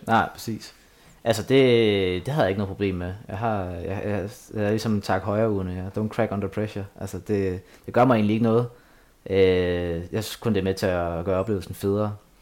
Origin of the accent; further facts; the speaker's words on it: Asnæs, Zealand, Denmark; moved away; Asnes, min hjemby